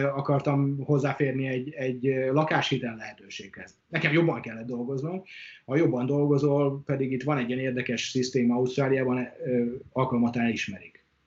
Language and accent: Hungarian; Hungary; moved away as an adult; also born or lived in Brisbane, Australia; now in Australia; Mi kétszer voltunk otthon